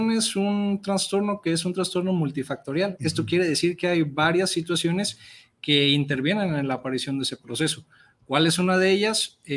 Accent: Mexico; la realidad es que los recursos que tenemos como sociedad mexicana, pues en muchas ocasiones eh, pues nos faltan

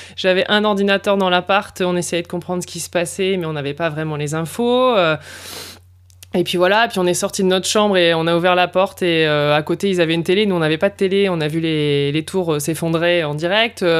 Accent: Lille, Hauts-de-France, France; moved away as an adult; also born or lived in Paris; now in Vaucluse, France; je suis effectivement originaire du nord de la France, de l'île dans les Hauts-de-France

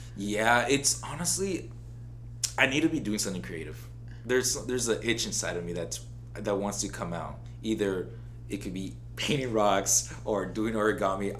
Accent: Oxnard, California, United States; also born or lived in Santa Barbara, California; moved to Oxnard when I was around seven years old

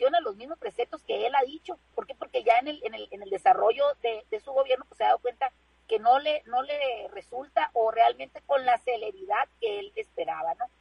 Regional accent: Mexico; como mexicanos

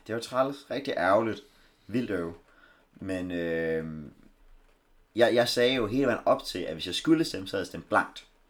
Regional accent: Denmark; vi er danskere

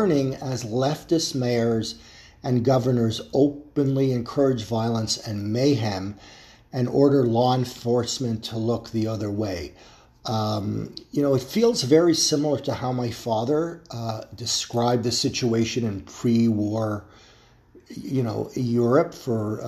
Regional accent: Toronto, Ontario, Canada; my hometown of Toronto

